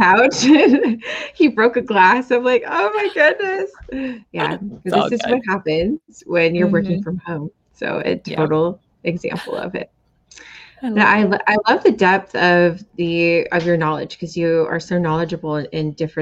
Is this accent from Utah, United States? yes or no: no; Seattle, Washington, United States; I'm from Seattle